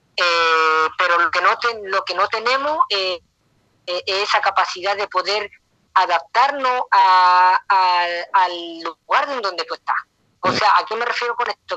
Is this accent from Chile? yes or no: yes; Chile; moved away as an adult; now in United States; es difícil estar lejos de mi tierra